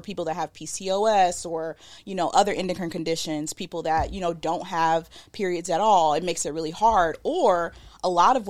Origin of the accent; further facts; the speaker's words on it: the South, United States; accent: southern; My southern accent